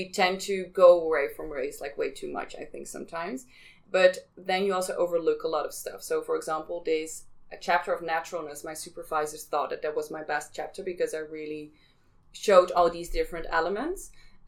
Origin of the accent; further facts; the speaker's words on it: Amsterdam, North Holland, Netherlands; I'm from Amsterdam